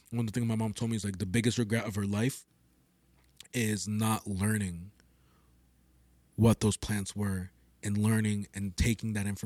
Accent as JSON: {"language": "English", "country": "Peru"}